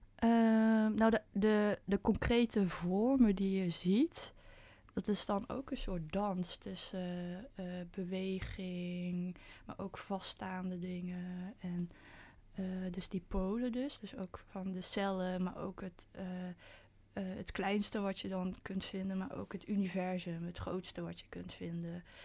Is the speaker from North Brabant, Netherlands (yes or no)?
yes; 's-Hertogenbosch, North Brabant, Netherlands; ik kom uit Den Bosch. En ehm, ik, ben, ik ben in een witte omgeving ben ik opgegroeid